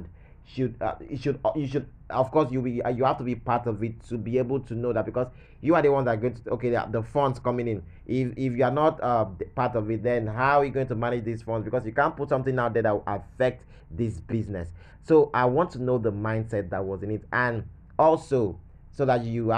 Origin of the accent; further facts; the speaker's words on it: Nigeria; as a Nigerian, as a black person